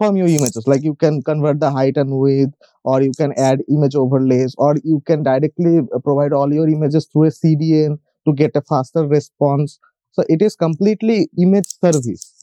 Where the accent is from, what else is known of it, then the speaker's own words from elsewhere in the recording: India; also born or lived in West Bengal, India; I am from India. I live in a state called West Bengal